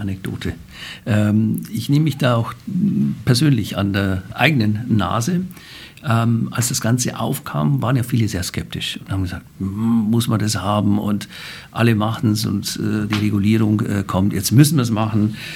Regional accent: Bavaria, Germany; accent: Bavarian dialect; now in Frankfurt, Germany; aus Bayern kommend, wie Sie an meinem Dialekt hören

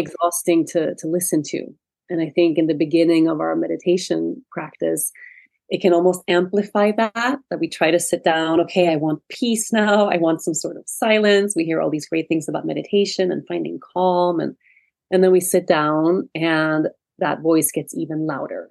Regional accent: Sweden; moved away as an adult; I was born and raised in Sweden. And I lived in Sweden until I was about 18 years old.

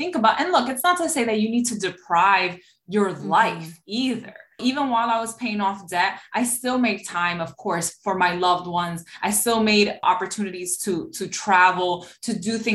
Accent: New York City, New York, United States; I'm obviously from New York City

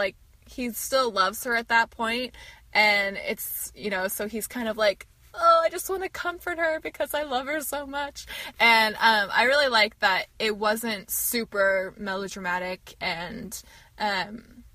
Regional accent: United States; we're American

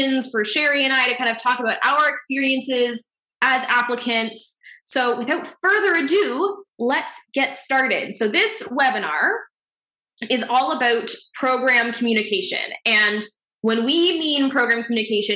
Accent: Ontario, Canada; moved away as an adult; also born or lived in Dublin, Ireland; now in Boston, United States; I am originally from Ontario, Canada

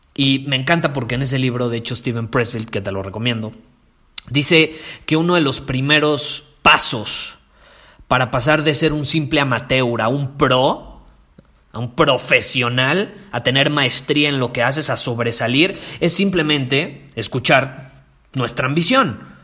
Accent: Mexico; en mi país, en México

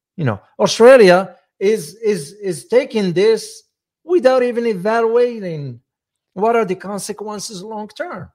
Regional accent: United States; I'm an American

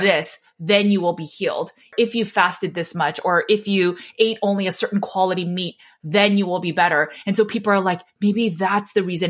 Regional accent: Los Angeles, California, United States; I grew up in Los Angeles, so we were so close to lots of celebrities. Joseph Gordon-Levitt went to my high school

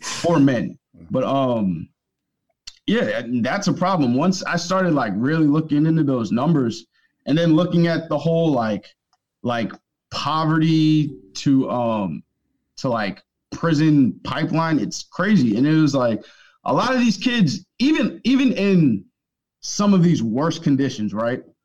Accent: Northern Virginia, United States; I grew up in Northern Virginia

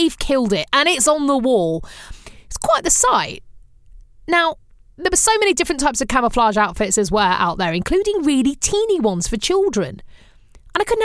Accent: England, United Kingdom; what I grew up with in England

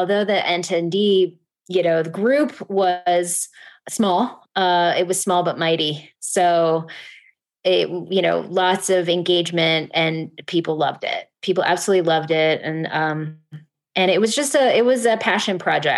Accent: Connecticut, United States; my home state of Connecticut

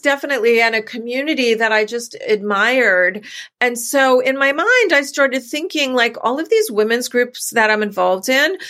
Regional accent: New York, United States; we're from New York originally

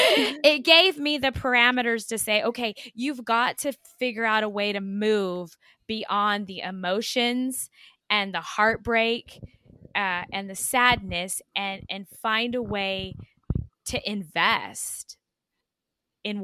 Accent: El Paso, Texas, United States; El Paso is my hometown.

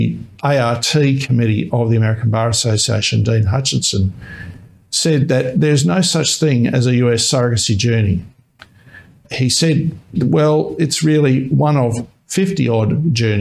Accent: Australia; I, as an Australian surrogacy lawyer

